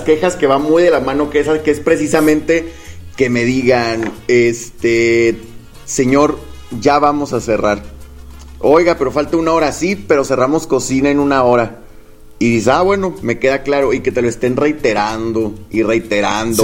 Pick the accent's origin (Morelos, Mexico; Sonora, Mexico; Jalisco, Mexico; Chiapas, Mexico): Jalisco, Mexico; Guadalajara; soy de Guadalajara